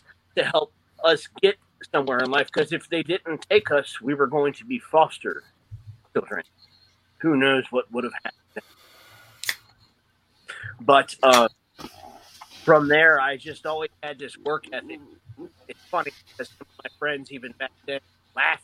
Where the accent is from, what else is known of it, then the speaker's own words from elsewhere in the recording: Suitland, Maryland, United States; we grew up in Suitland and Forestville and Capitol Heights, just outside D.C.